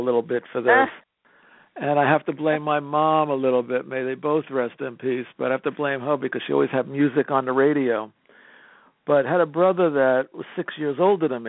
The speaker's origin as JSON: {"language": "English", "town": "Jersey City", "region": "New Jersey", "country": "United States", "tie": "born or raised there", "also_born_or_lived": "England", "said": "I'm born and raised in Jersey City."}